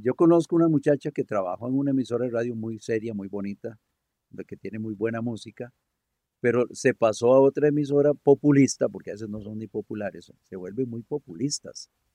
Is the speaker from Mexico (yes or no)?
no; Costa Rica; buenos ticos